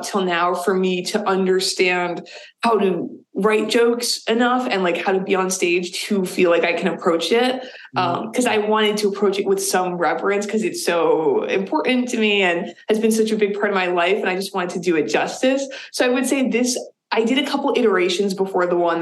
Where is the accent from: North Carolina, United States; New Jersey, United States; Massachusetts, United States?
Massachusetts, United States; Boston; moved away as an adult; now in Burlington, United States; I grew up in the Boston area, and we lived in a lot of places.